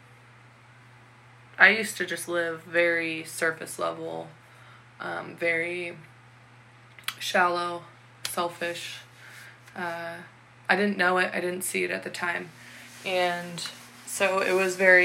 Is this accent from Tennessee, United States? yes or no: no; Washington, United States; I had just moved from my hometown that I lived in since I was in third grade, so most of my life. And I had moved all the way across Washington to a brand new town